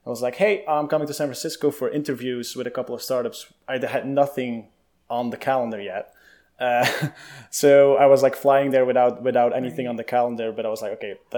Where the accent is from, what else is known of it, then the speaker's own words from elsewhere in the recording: Belgium; moved away; I grew up in Europe, in Belgium, with the country of chocolate and fries and beer